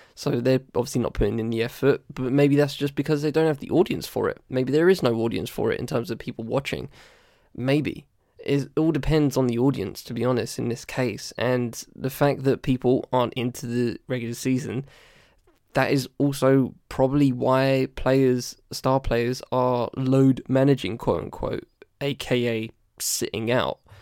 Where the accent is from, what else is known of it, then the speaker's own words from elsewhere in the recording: United Kingdom; as a British person